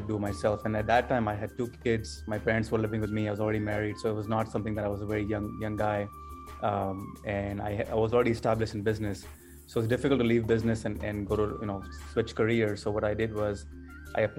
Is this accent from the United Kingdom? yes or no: no; Canada; moved away as an adult; also born or lived in Pakistan; now in United States; I was born in Pakistan and moved to Canada when I was 10 years old with my family for better business and better educational opportunities, and then subsequently moved to the United States in 1999. So I was about 19 years old.